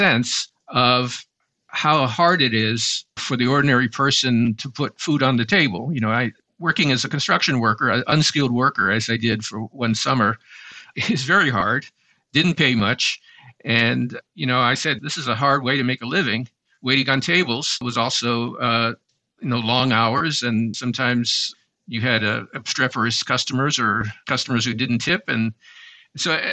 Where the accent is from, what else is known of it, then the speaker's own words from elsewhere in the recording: Dillon, South Carolina, United States; moved away; growing up in Dillon